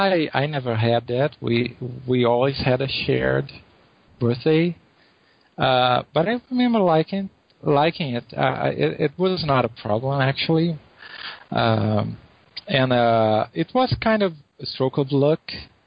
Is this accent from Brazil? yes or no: yes; Brazil; English is a second language